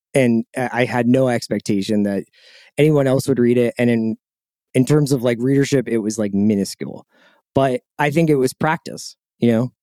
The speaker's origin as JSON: {"language": "English", "town": "Philadelphia", "region": "Pennsylvania", "country": "United States", "tie": "born or raised there", "also_born_or_lived": "Boston / New York", "moved": "as an adult", "said": "I'm from Philadelphia. Um, I, I grew up, like, right by the art museum."}